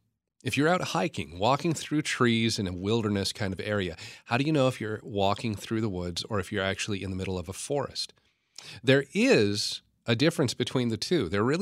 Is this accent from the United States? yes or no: yes; California, United States; born there; also born or lived in Oregon, United States / Idaho, United States / Washington, United States; I spent the first half of my life living in the western U.S. I was born in Northern California, lived in Oregon, in Idaho. I was in Washington State a lot.